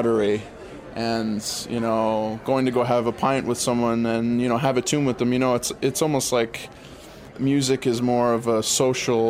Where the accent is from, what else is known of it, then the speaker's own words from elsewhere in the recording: United States; I'm an American